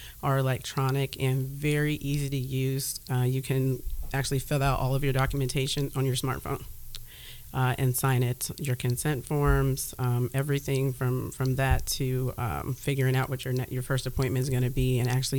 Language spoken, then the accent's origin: English; Louisville, Kentucky, United States; moved away as an adult; now in Columbus, United States; I'm actually from Louisville.